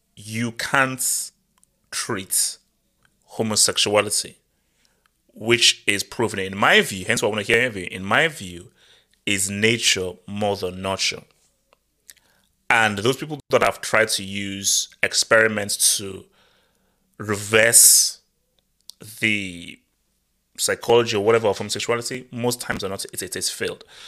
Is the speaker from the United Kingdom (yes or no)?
no; Nigeria; moved away; also born or lived in Europe; growing up in Nigeria